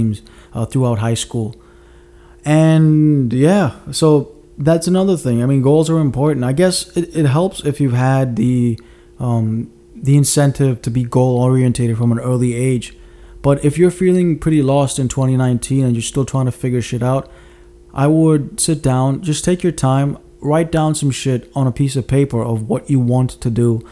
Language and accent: English; Mauritius; moved away; I grew up in Mauritius for a number of years.